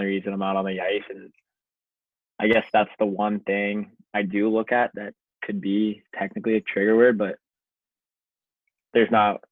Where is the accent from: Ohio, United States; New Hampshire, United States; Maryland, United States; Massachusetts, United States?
Ohio, United States; I'm from Ohio